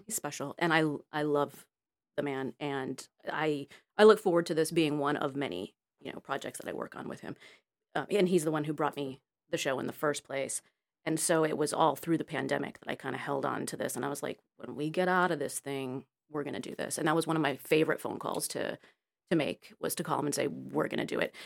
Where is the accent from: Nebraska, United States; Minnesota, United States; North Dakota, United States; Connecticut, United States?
Connecticut, United States; moved away as an adult; also born or lived in Florida / New York; now in Los Angeles, United States; I was raised in Connecticut